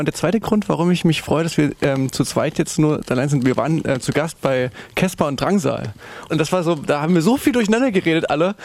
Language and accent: German; foot of the Ore Mountains, Saxony, Germany; dass man schon da, wo wir herkommen, da ist schon noch so, noch so am Fuße des Erzgebirges